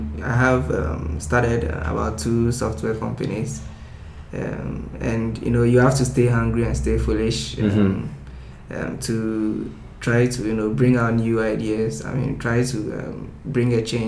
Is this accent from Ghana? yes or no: yes; Ghana; accent: West African; I'm actually from Ghana